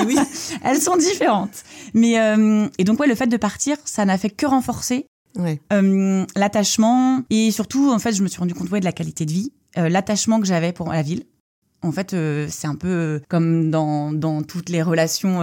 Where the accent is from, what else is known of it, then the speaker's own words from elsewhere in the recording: Lorient, Brittany, France; also born or lived in Ploemeur; Les premières années en primaire, j'ai été euh, dans plusieurs écoles à Lorient